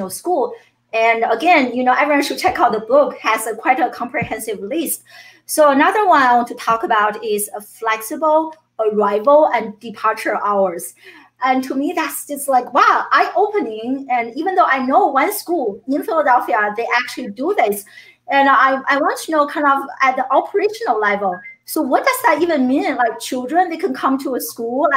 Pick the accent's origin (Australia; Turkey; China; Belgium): China; moved away as an adult; now in United States; I grew up in China